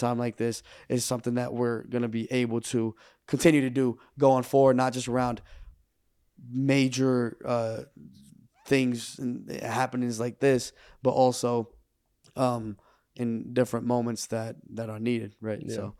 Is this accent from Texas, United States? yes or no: yes; Dallas, Texas, United States; I grew up in Texas, in the Dallas area, where like what you do on Friday, it's weekends, right? Friday nights are football games.